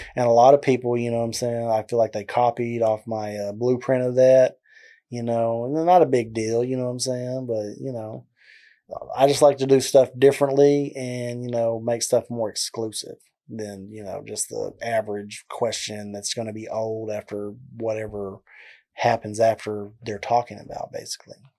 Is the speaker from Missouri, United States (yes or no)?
no; McGregor, Texas, United States; accent: southern drawl; now in Waco, United States; I'm originally from a small town called McGregor, as you can tell with the southern draw in my accent